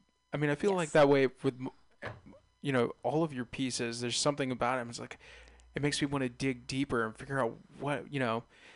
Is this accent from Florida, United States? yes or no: no; Bay Area, California, United States; I'm a little bit naive, I feel like, with being a Bay Area native, of all the hills and everything that are around here.